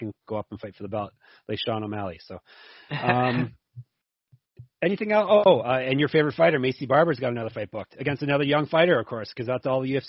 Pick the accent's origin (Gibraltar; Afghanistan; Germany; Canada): Canada; I'm Canadian